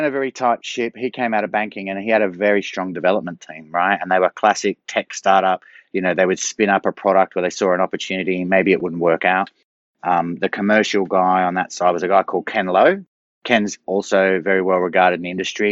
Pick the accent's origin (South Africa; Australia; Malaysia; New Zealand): Australia; moved away; also born or lived in China / Hong Kong; I'm originally Australian, but I was based in Asia for a long time